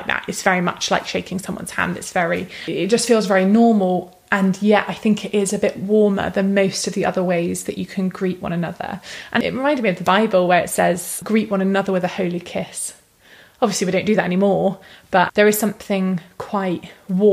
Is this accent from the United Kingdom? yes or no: yes; United Kingdom; being British